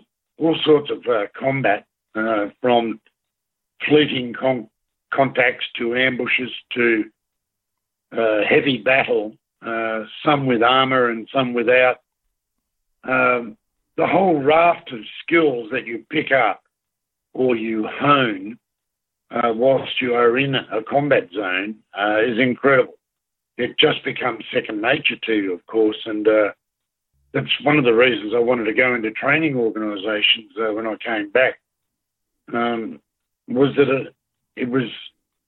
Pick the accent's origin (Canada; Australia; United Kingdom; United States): Australia; as Australian veterans